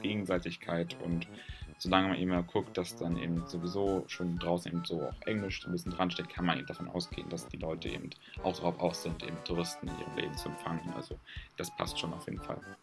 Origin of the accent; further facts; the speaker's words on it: Germany; bei uns in Deutschland